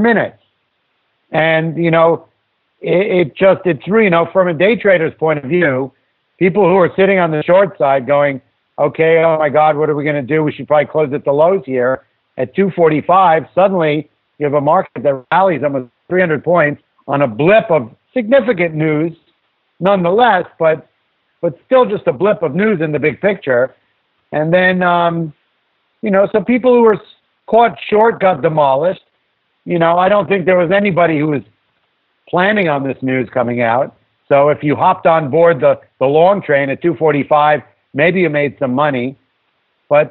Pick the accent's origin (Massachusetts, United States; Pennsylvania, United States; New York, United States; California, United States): New York, United States; New York City; I grew up in New York City